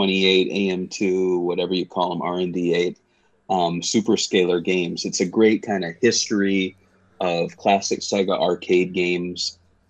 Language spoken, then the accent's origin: English; United States; I'm an American